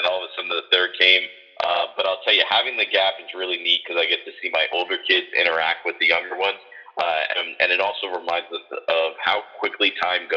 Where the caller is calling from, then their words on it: Fort Lauderdale, Florida, United States; Calling in from beautiful Fort Lauderdale, Florida